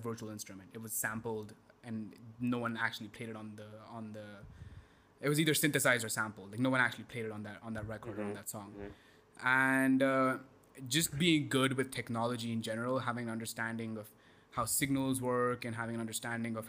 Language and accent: English; India; moved away as an adult; also born or lived in Texas, United States; growing up in India.